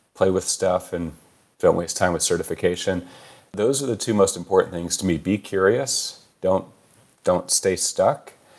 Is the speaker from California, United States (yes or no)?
yes; California, United States; Born and raised in California